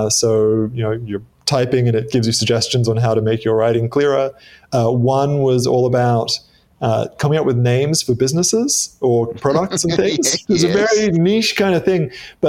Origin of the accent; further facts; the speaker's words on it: Australia; accent: Australian; also born or lived in Midwest, United States; I spent a year in the US when I was six. So my accent is not as Australian as you might expect.